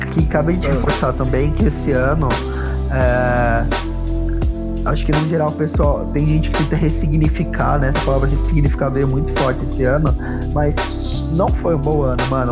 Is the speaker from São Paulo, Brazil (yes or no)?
yes; São Paulo, Brazil; Eu sou, eu sou de periferia, eu vim do Grajaú, eu cresci num lugar